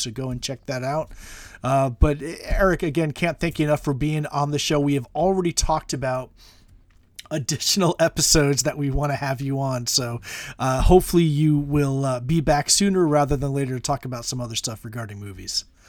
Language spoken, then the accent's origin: English; United States; speaking as American